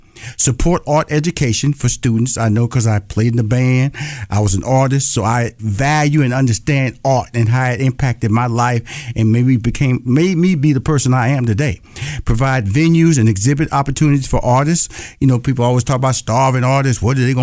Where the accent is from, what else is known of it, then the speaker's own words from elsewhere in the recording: Louisiana, United States; because I'm from Louisiana, I know he Hebert